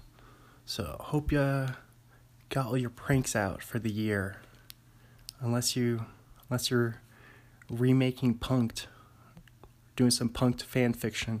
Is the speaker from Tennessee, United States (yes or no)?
no; Bothell, Washington, United States; now in Pullman, United States; I'm from Bothell, Washington originally. Live in Pullman, Washington